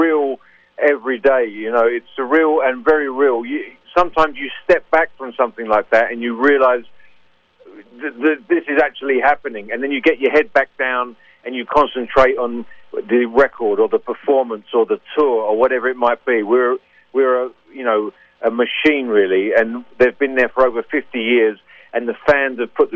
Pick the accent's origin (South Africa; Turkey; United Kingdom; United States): United Kingdom; London; I'm from North London. So I grew up around the Tottenham area and, Camden Town, places like